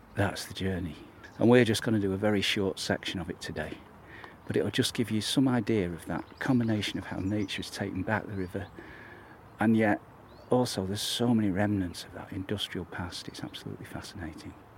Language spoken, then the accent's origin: English; New Mills, East Midlands, United Kingdom; my hometown of New Mills